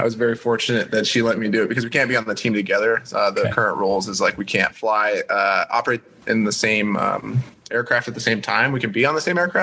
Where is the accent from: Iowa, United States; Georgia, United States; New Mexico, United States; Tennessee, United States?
New Mexico, United States; now in Hawaii, United States; I grew up in New Mexico, so in the southern United States